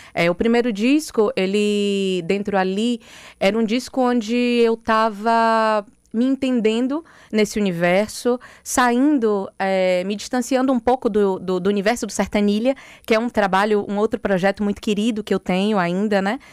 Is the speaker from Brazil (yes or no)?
yes; Bahia, Brazil; aqui na minha terra